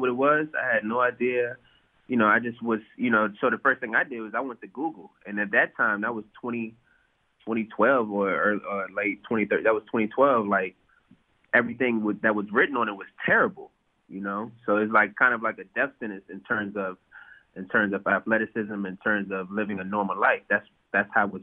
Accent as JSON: {"language": "English", "town": "Bowie", "region": "Maryland", "country": "United States", "tie": "born or raised there", "also_born_or_lived": "Washington, D.C.", "said": "I'm from Washington, D.C., DMV area, grew up in Bowie, Maryland, went to high school in Washington, D.C."}